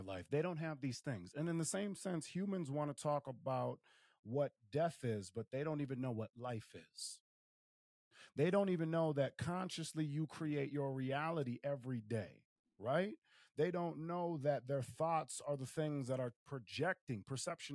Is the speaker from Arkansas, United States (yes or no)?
no; Willmar, Minnesota, United States; moved away; Wilmer, Minnesota, in my hometown.